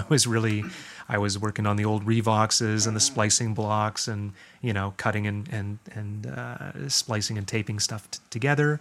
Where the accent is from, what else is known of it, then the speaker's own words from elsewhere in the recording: Guelph, Ontario, Canada; also born or lived in Toronto; I was born in Toronto. My family moved to Guelph when I was about three